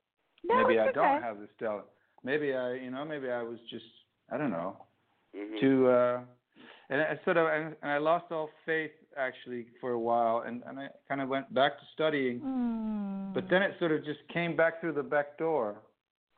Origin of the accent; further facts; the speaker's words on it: Groningen, Netherlands; now in Amsterdam, Netherlands; I'm from this city in the north of Holland called Groningen